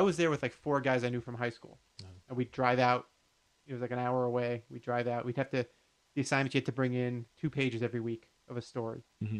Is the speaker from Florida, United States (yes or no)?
yes; Miami, Florida, United States; moved away; I'm from Miami.